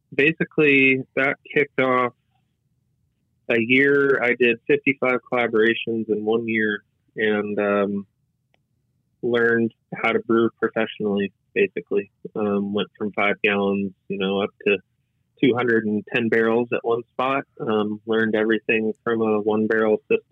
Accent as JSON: {"language": "English", "town": "El Segundo", "region": "California", "country": "United States", "tie": "born or raised there", "said": "He's the owner of El Segundo Brewery Company in my hometown"}